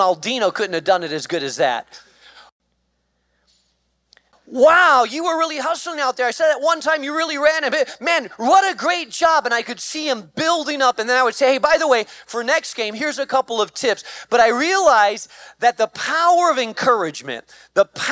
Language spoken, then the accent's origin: English; Spain; moved away; I grew up in Spain